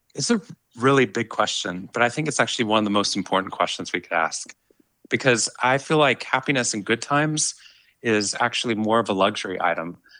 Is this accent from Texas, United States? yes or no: yes; Waco, Texas, United States; moved away as an adult; also born or lived in Boston; growing up in Waco